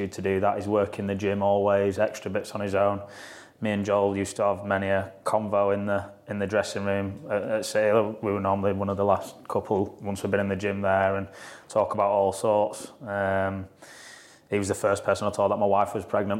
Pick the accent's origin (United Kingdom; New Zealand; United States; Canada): United Kingdom; Yorkshire and the Humber; accent: Yorkshire; my Yorkshire accent